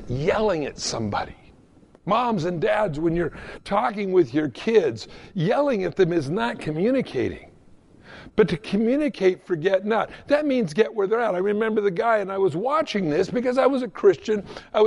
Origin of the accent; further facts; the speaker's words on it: Southern California, United States; I grew up in Southern California